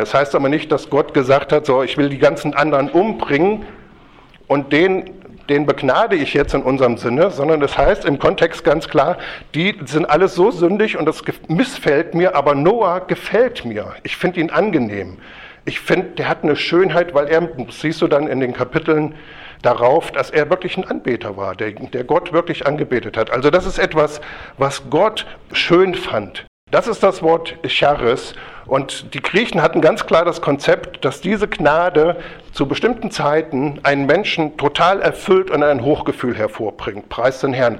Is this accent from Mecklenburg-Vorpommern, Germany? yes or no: no; Kassel, Hesse, Germany; ich komme ja aus Kassel